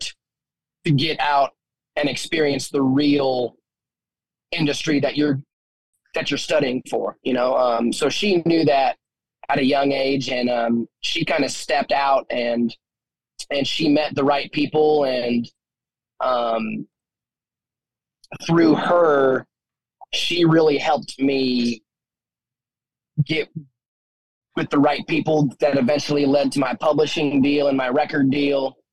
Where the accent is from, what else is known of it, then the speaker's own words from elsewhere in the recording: Wyoming, United States; growing up in Wyoming